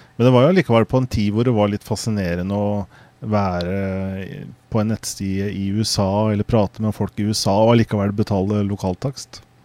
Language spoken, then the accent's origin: Norwegian; Norway; jeg er norsk